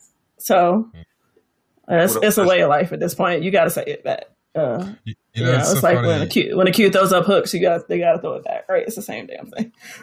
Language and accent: English; the South, United States; moved away; I'm from the South.